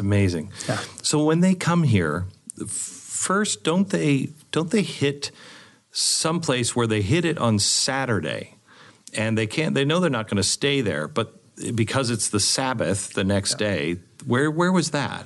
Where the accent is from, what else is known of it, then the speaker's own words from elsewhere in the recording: West Coast, United States; now in Texas, United States; I grew up on the West Coast where you have rocks